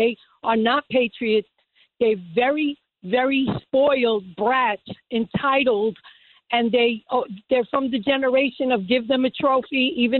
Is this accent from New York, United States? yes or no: yes; New York City, New York, United States; I'm from the 1950s generation, born and raised in New York City.